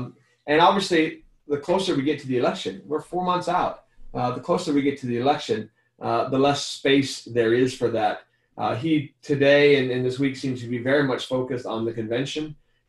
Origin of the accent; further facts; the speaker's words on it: northeast Arizona, United States; also born or lived in Utah; in my hometown, I was born and raised as a 1% white minority in the Navajo Nation, the Navajo Indian Reservation in the northeast corner of the state.